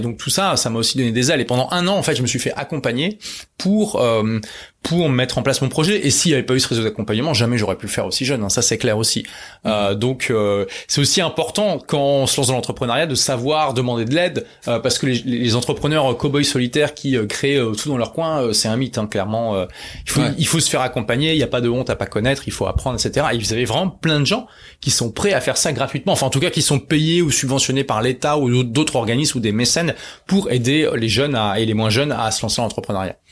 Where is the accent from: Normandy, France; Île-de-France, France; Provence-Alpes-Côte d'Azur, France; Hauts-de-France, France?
Hauts-de-France, France; Lille; à l'époque j'étais à Lille, hein, c'est ma ville natale